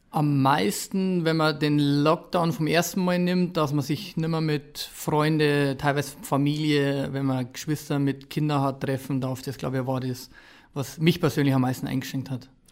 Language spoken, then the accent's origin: German; Ingolstadt, Bavaria, Germany; ich bin da aufgewachsen, ich bin in Ingolstadt in der Umgebung groß geworden